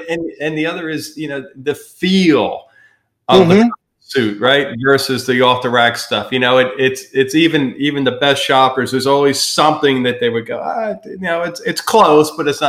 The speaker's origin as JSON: {"language": "English", "region": "Pennsylvania", "country": "United States", "tie": "born or raised there", "said": "growing up in Pennsylvania, we had the blue laws"}